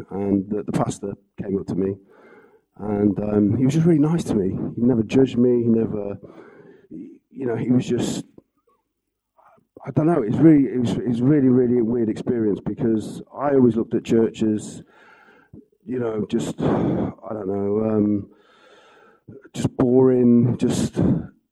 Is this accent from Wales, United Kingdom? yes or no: yes; Wales, United Kingdom; So, I come from Wales. I come from a family of four.